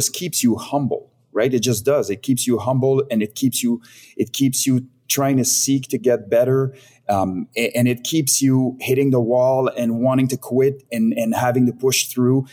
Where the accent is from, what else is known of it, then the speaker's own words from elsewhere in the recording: Montreal region, Quebec, Canada; moved away as an adult; now in Vancouver, Canada; I was born and raised in the Montreal region, which is essentially north of New York City